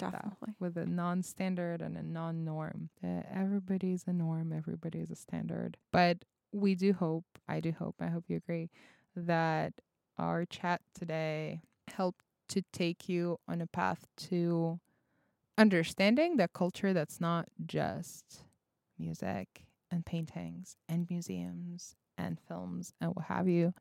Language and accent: English; Russia; English is a second language; moved away; I'm a foreign exchange student, so I come from a different part of the world. That being um, Russia.